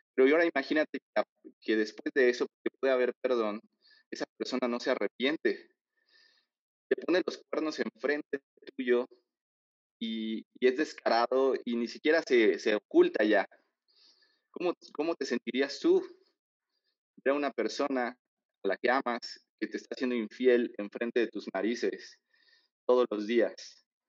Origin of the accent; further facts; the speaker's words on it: Mexico; nosotros estamos eh, bien acostumbrados como mexicanos